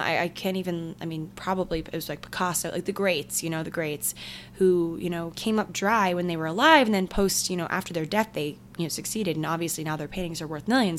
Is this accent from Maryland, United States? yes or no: yes; Maryland, United States; we're from Maryland